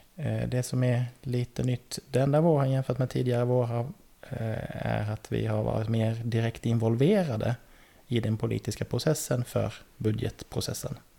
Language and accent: Swedish; Laholm, Halland County, Sweden; moved away as an adult; also born or lived in Linköping; now in Värnamo, Sweden; jag är uppväxt eh, utanför Laholm mm. på västkusten